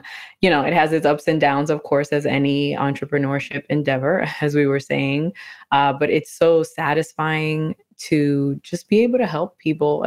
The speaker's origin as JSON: {"language": "English", "town": "New York City", "region": "New York", "country": "United States", "tie": "born or raised there", "said": "I'm originally from New York City, born and raised in the Bronx"}